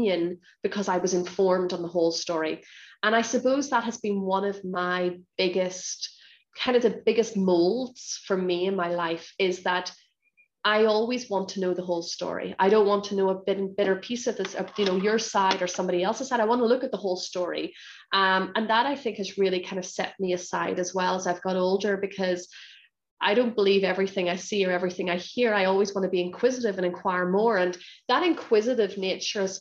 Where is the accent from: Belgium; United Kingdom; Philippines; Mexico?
United Kingdom; Northern Ireland; moved away as an adult; now in Hong Kong; I grew up in Northern Ireland, so both my parents are from Northern Ireland